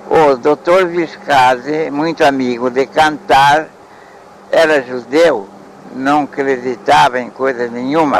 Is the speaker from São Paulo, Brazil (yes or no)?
yes; Salto, São Paulo, Brazil; fui batizado nessa igreja em 1903